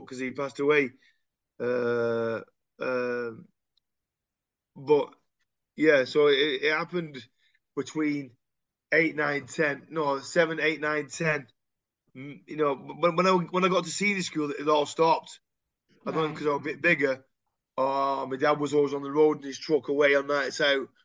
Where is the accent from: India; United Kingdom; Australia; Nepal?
United Kingdom; Royton, North West England; also born or lived in High Compton / Shaw / Oldham; I'm from Royton